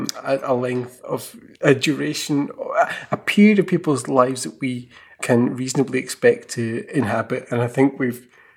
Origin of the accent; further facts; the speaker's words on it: Scotland, United Kingdom; as a Scottish person